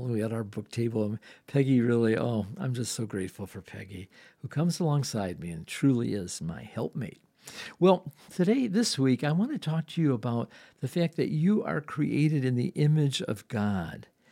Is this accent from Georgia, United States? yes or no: no; Dearborn, Michigan, United States; I grew up in Dearborn.